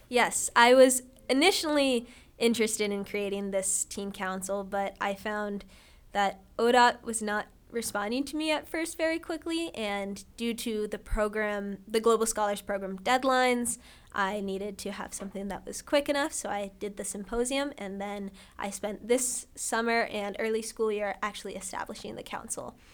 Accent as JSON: {"language": "English", "region": "Ohio", "country": "United States", "said": "I'm from Ohio"}